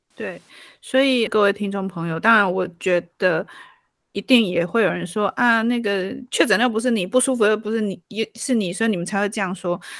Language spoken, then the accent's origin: Chinese; Taiwan; 我们台湾人